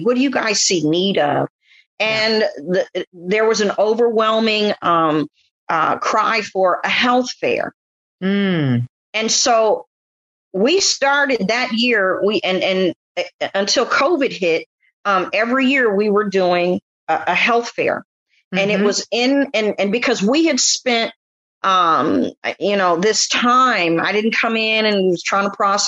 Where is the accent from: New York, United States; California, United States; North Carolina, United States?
California, United States; San Francisco; I'm from San Francisco.